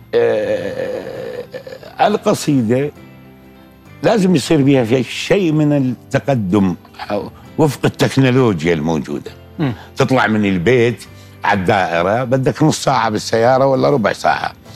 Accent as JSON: {"language": "Arabic", "country": "Iraq", "said": "بلدي العراق"}